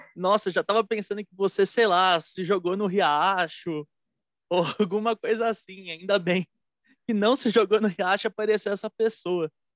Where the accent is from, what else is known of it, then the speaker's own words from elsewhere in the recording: São Paulo, Brazil; E eu sou de São Paulo